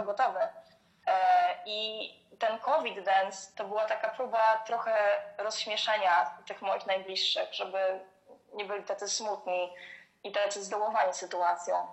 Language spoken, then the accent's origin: Polish; Poznań, Greater Poland, Poland; moved away as an adult; now in Gniezno, Poland; pochodzę z dużego miasta, e, właśnie pochodzę z Poznania.